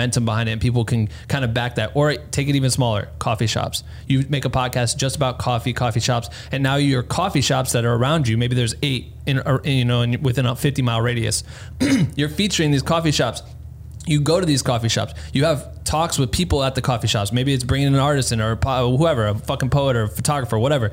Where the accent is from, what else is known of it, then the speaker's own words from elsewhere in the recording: Cedar Falls, Iowa, United States; moved away; I'm fucking from Cedar Falls, Iowa, where there's not shit going on